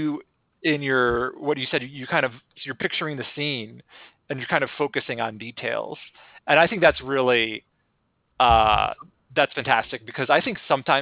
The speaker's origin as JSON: {"language": "English", "town": "Denver", "region": "Colorado", "country": "United States", "said": "I'm from Denver"}